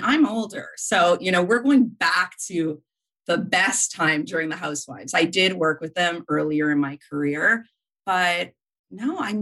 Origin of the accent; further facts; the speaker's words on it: Montreal, Quebec, Canada; I'm from Montreal. I live in Montreal